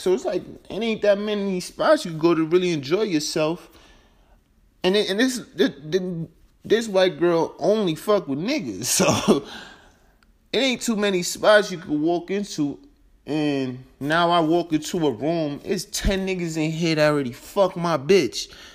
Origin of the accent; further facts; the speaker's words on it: New York, United States; moved away; also born or lived in Denver, Colorado; I'm originally from New York. So I'm from a big metropolitan city